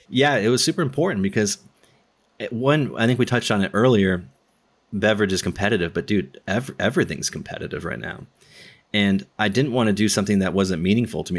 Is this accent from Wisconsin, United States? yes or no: no; Southern California, United States; I'm from SoCal